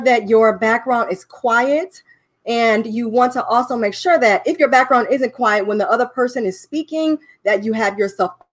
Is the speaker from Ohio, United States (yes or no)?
yes; Cleveland, Ohio, United States; now in Dallas, United States; We've been here for about 10 to 11 years. We've been enjoying our time here in Dallas, Texas. We are from Cleveland, Ohio.